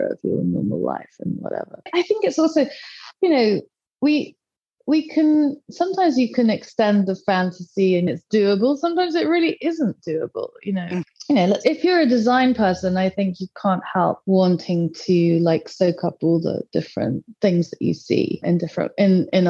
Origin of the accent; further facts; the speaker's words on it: South of England, United Kingdom; I grew up in the south of England